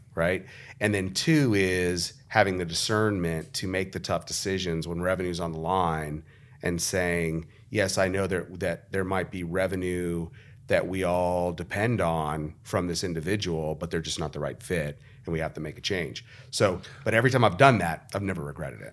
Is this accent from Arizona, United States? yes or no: yes; Arizona, United States; the reason I'm from Arizona is because my grandparents picked up their family and drove across the country from Nebraska to Arizona